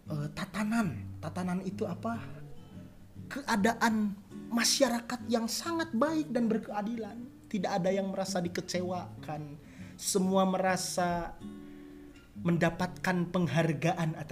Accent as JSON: {"language": "Indonesian", "region": "West Java", "country": "Indonesia", "said": "Maaf ya kalau bahasa Inggris saya jelek"}